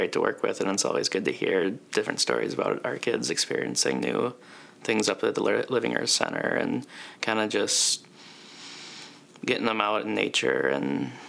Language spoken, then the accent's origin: English; Mankato, Minnesota, United States; Yep, we're all from Mankato.